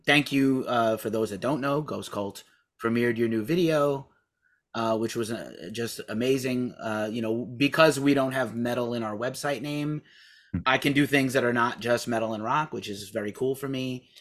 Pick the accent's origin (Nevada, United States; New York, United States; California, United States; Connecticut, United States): New York, United States; New York City; moved away; also born or lived in Scranton, Pennsylvania; I'm back in the Bronx in my hometown